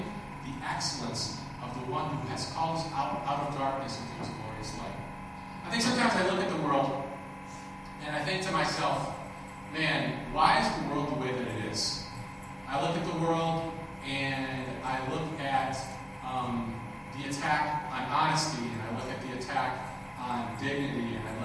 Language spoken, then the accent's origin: English; Minnesota, United States; I grew up in Minnesota